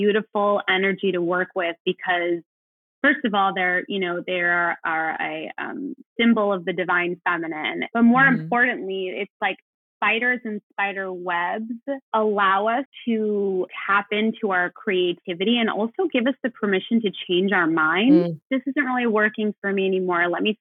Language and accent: English; Los Angeles, California, United States; moved away as an adult; I'm from Los Angeles and I moved away for college and grad school.